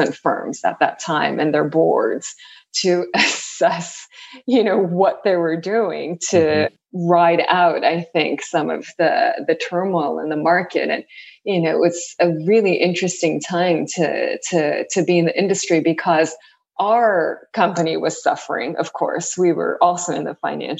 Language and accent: English; San Pedro, California, United States; moved away as an adult; also born or lived in Tokyo, Japan / Berkeley, California; now in New York, United States; I grew up, I was born in Tokyo, Japan, and I was there until about second grade. And then the rest of my life until New York has been spent in California, mainly Southern California. So I grew up in a little town called San Pedro